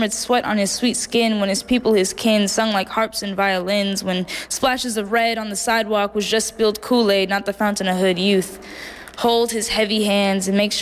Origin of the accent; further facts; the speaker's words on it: Oakland, California, United States; I grew up in Oakland